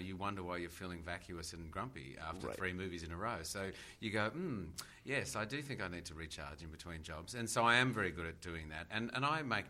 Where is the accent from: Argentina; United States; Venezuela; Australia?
Australia; as an Australian